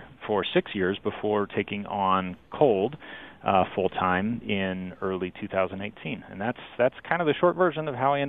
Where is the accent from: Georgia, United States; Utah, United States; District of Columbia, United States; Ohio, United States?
Utah, United States; So I am a Utah native. I grew up in South Davis County. I went to school at the University of Utah.